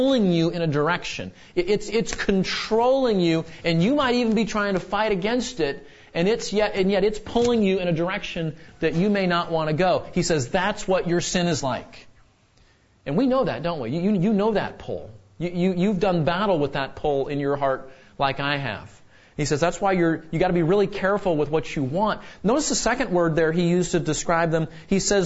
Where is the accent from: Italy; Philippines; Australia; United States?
United States; Southern California; moved away; growing up in Southern California